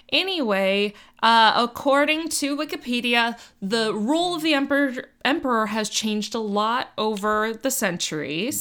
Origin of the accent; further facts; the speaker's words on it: Miami, Florida, United States; I'm from Miami